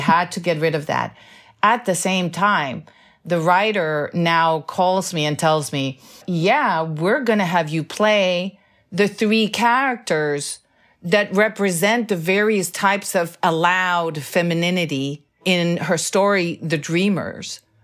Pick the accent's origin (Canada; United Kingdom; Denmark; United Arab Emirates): Denmark; now in United States; this great love of my country of birth.